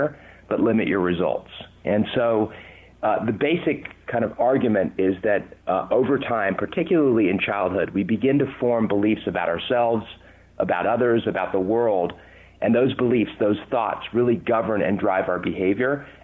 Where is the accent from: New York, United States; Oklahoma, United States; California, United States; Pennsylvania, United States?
California, United States; Southern; accent: English; also born or lived in London, England; I was 8 years old when I came to the U.S. I was born in London, England, and I can tell you, you know, at age eight, having an English accent in Southern California